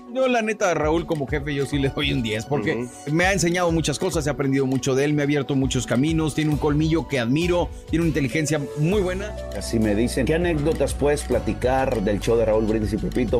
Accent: Matamoros, Tamaulipas, Mexico; moved away as an adult; now in Houston, United States; nací en Matamoros, Tamaulipas, frontera tamaulipeca

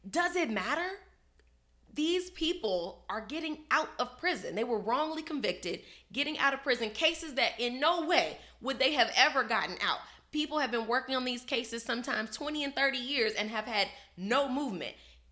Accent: Chicago, Illinois, United States; I'm from Chicago

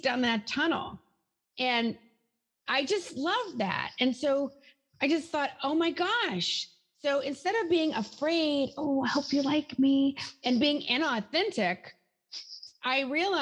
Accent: the South, United States; moved away; I'm from the South originally.

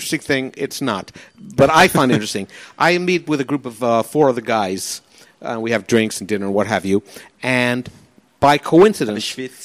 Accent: New York, United States; now in Australia; I'm from New York. He's from 40-something Street. I'm from 20th Street.

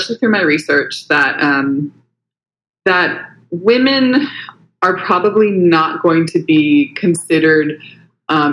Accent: Huntington Beach, California, United States; accent: American; moved away as an adult; now in Sydney, Australia; I'm originally from California, Huntington Beach. But I came out here in 2015 to do a master's at the University of Sydney

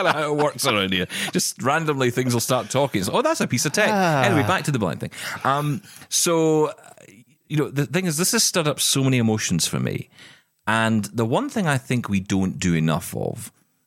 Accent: Glasgow, Scotland, United Kingdom; I'm from Glasgow

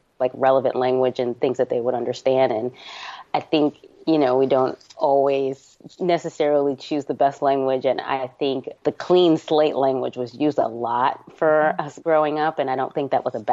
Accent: New Jersey, United States; born or raised there; also born or lived in New York

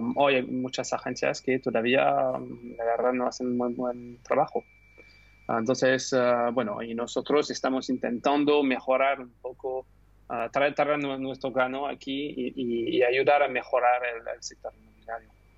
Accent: France; Spanish is a second language; moved away as an adult; also born or lived in United Kingdom; now in Barcelona, Spain; soy francés, pero estudié en, en el Reino Unido

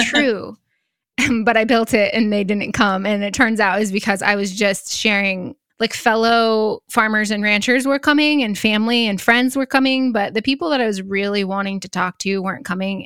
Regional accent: Northeast Nebraska, United States; also born or lived in Sand Hills, Nebraska; I grew up in Northeast Nebraska, but I currently live in the Sand Hills

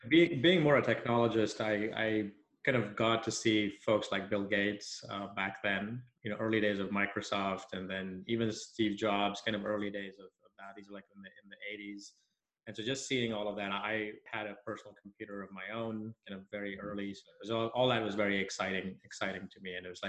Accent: Nigeria; So I grew up in Nigeria. My parents are from India originally.

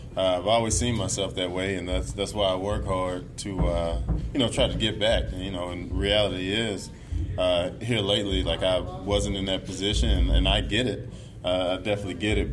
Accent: Mississippi, United States; being in the South where I grew up, you know, I'm from Mississippi

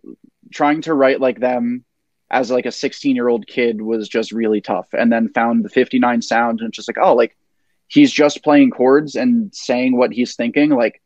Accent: Glen Rock, New Jersey, United States; my friends growing up in Glen Rock

